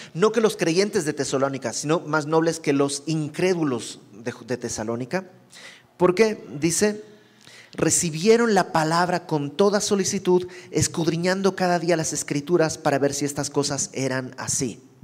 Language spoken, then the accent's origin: Spanish; Santa Cruz de la Sierra, Santa Cruz, Bolivia; moved away as an adult; also born or lived in Mexico City, Mexico; yo soy de Bolivia